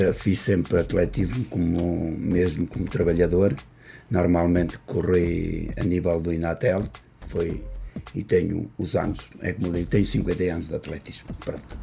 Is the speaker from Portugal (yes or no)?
yes; Portugal; eu sou de, de Providência